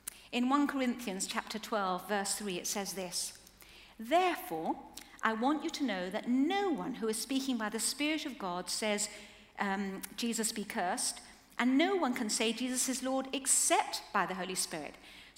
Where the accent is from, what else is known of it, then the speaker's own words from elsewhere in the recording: Chile; Now, as we were growing up in Chile, things must have been pretty hard to grow up in quite a lot of sort of, they were quite short of money, there were earthquakes, military coups, a lot of political unrest